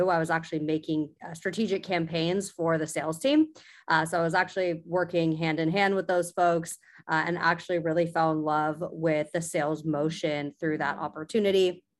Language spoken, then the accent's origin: English; Sacramento, California, United States; No, I'm actually from Sacramento. So I'm born and raised in Northern California.